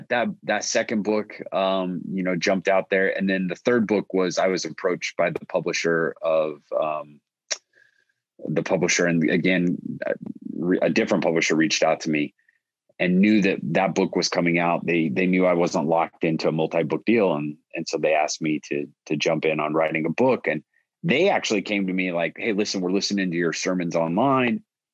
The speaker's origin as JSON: {"language": "English", "country": "Italy", "tie": "born or raised there", "said": "So what happened was when I grew up in Italy, we have one television station that was in English and my stepdad would watch."}